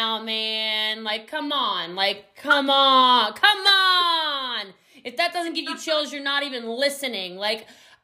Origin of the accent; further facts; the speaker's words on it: Hawaii, United States; I'm Hawaiian. You know, we had a family home on Front Street in Lahaina